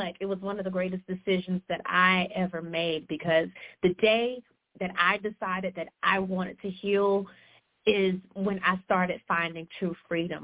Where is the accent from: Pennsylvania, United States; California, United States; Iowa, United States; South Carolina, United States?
South Carolina, United States; I'm from South Carolina. I've been here my entire life